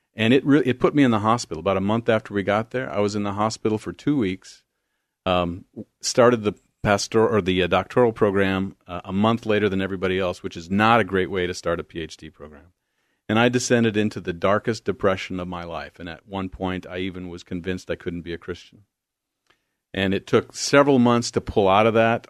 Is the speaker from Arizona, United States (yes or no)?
no; Beloit, Wisconsin, United States; moved away as an adult; also born or lived in Arden Hills, Minnesota; now in Oregon, United States; I'm from the Midwest, good Midwest boy, Southern Wisconsin, right on the Illinois border. In fact, you cross Sherlyn Avenue and you're in South Beloit, Illinois